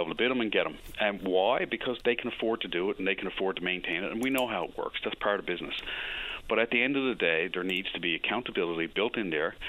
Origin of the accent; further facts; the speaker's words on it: Newfoundland and Labrador, Canada; I grew up in Labrador